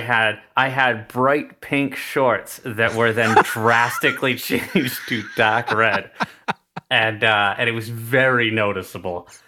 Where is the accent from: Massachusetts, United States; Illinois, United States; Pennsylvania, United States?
Massachusetts, United States; New Bedford; accent: older New England accent; we grew up in New Bedford, Massachusetts